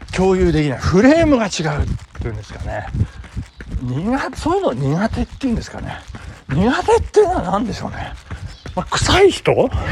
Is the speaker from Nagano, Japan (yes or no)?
yes; Nagano, Japan; 私の住んでるというか私の実家がある南堀地区